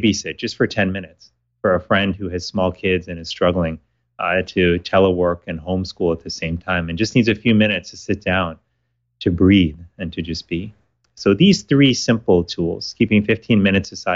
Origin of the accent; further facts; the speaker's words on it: Miami, Florida, United States; When I was living and growing up in Miami, Florida, I was in high school at the time